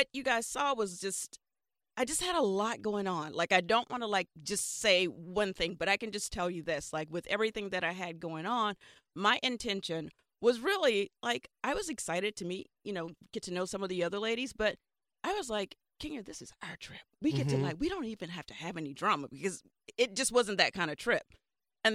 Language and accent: English; Alabama, United States; I'm from Alabama